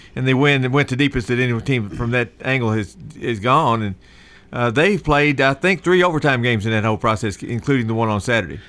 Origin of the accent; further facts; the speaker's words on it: Indiana, United States; I grew up in Indiana